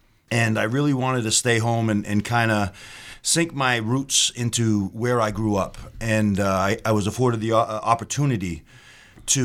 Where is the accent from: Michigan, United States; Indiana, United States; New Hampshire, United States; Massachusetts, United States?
Massachusetts, United States; Dartmouth; growing up in Dartmouth my whole life